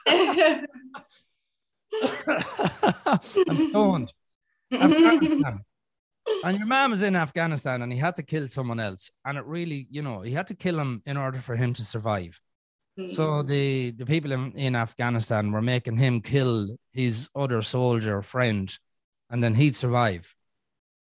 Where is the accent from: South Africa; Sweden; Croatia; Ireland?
Ireland; in Ireland, we have a program called EastEnders